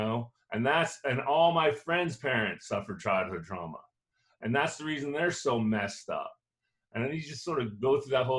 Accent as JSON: {"language": "English", "town": "Cocoa Beach", "region": "Florida", "country": "United States", "tie": "born or raised there", "said": "I grew up in Cocoa Beach, Florida, an idyllic situation."}